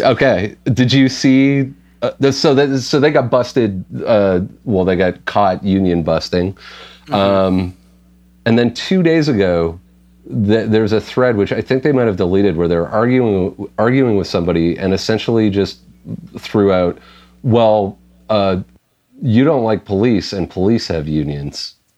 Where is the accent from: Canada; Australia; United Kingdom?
Canada; as a Canadian